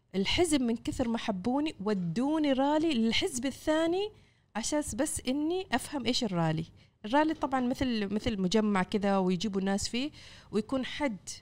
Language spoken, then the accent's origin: Arabic; Oman; كفاءاتنا العمانية